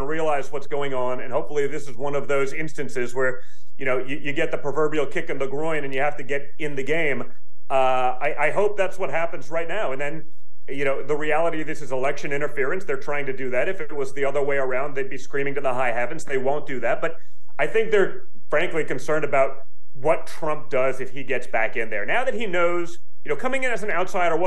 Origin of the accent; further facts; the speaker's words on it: United States; as an American